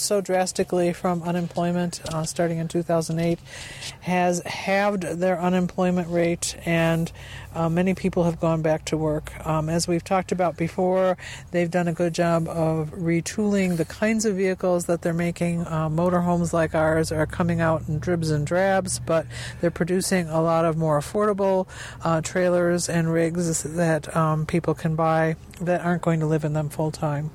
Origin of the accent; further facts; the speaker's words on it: Lake Michigan area, Great Lakes, United States; we are from the Lake Michigan area where water is in plentiful supply